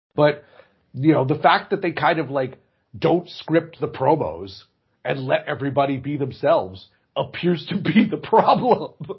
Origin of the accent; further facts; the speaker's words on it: Chicago, Illinois, United States; I am a Chicagoan